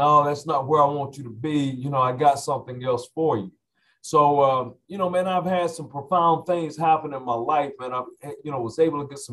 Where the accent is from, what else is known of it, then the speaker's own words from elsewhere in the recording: Lawrenceville, Georgia, United States; I grew up in the old, which is now no more, Sally Craig's Apartments right there off of Scenic Highway in Lawrenceville, Georgia.